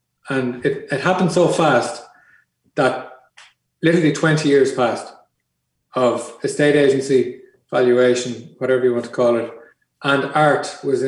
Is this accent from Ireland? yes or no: yes; Ireland; But when I came home from Wales, my realization of the design world in Ireland was very small.